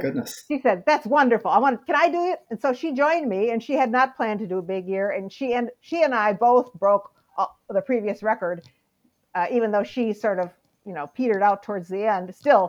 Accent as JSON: {"language": "English", "region": "Midwest", "country": "United States", "tie": "born or raised there", "said": "and I grew up in the Midwest."}